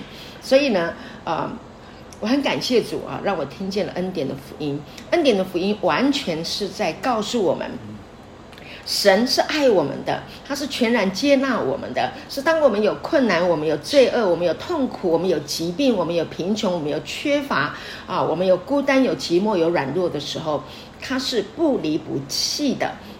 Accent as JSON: {"language": "Chinese", "country": "China", "said": "我们中国人很多都喜欢用这个啊，用很很严厉的管教的方式啊来啊管教孩子"}